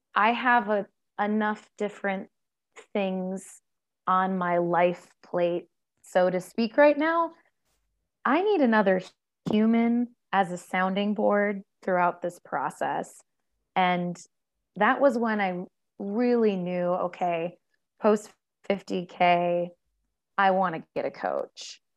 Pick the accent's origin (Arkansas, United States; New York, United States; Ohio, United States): Ohio, United States; moved away as an adult; I grew up in Ohio, one place